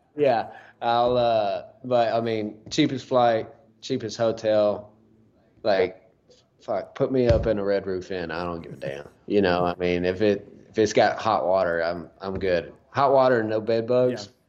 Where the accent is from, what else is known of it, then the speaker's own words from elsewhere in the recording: Huntsville, Texas, United States; my hometown, Huntsville, got the Trinity River over there.